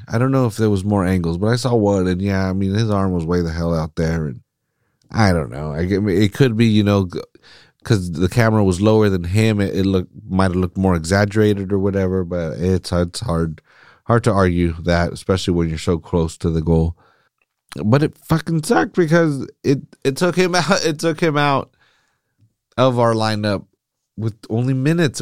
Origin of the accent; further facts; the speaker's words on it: Salinas, California, United States; I'm from Salinas